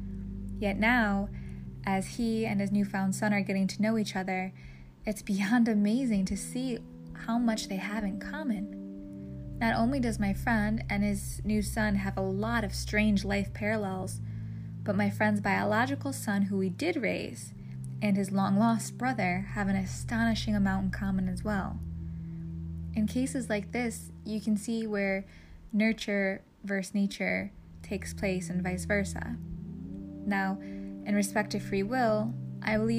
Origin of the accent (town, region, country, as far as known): United States